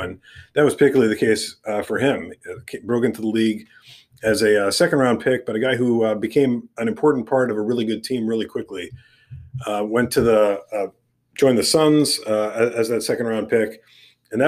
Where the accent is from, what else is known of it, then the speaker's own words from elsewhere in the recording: New York City, New York, United States; my youth growing up in New York City